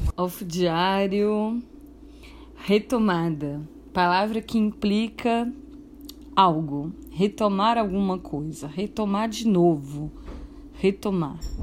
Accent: Fortaleza, Ceará, Brazil; moved away; also born or lived in Rio de Janeiro; eu sou daqui, de Fortaleza

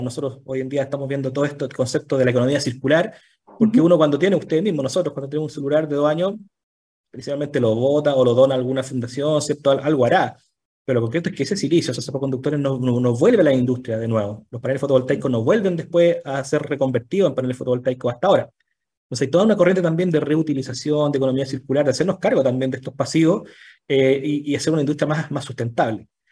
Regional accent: Chile; todos los chilenos

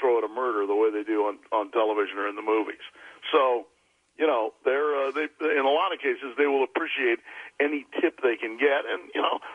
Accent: Washington, District of Columbia, United States; moved away as an adult; also born or lived in California / South America / Haverford / New York; now in Los Angeles, United States; I grew up in D.C. after

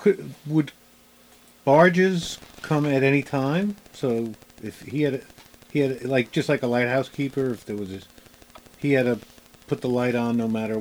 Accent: Bayonne, New Jersey, United States; that is my former stomping grounds. I'm a Bayonne, New Jersey boy.

